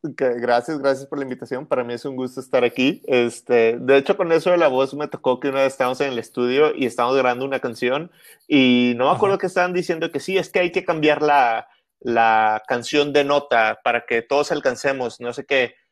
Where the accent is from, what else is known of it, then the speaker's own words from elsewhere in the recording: Monterrey, Nuevo León, Mexico; soy de Monterrey, soy de Monterrey, exactamente, nací aquí